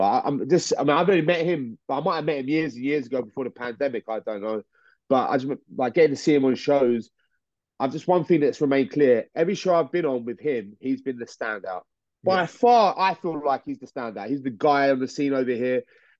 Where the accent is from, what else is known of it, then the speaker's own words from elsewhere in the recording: United Kingdom; I reckon we're just victims of geography, that people just see we're from the UK. We're British, so automatically we're just pegged down a couple of like layers.